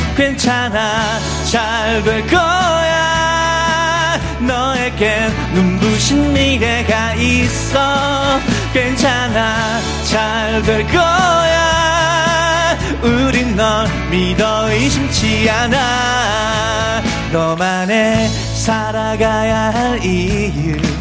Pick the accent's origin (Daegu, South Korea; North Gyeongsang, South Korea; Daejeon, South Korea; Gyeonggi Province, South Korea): Daegu, South Korea; moved away; also born or lived in Seoul; 고향이 대구거든요. 서울 왔는데